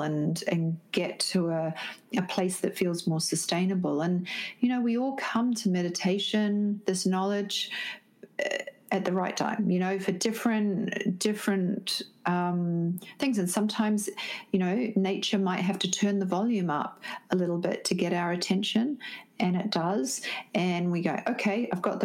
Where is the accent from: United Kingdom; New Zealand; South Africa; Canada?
New Zealand; moved away; also born or lived in Sydney, Australia; I'm originally from New Zealand, but I was living in Sydney